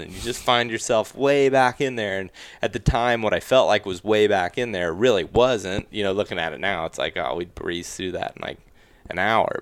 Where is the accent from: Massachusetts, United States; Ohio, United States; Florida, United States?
Ohio, United States; Western; where I grew up in Western Ohio